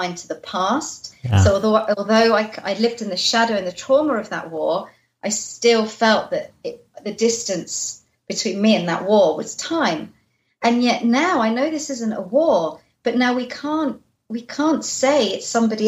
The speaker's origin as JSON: {"language": "English", "region": "London", "country": "United Kingdom", "tie": "born or raised there", "said": "I was born in London after the war"}